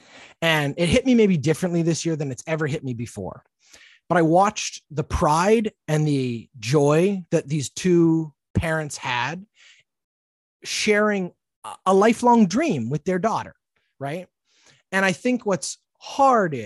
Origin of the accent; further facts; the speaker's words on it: Canada; a Canadian who has all has gone through a bit of a struggle with my own patriotism recently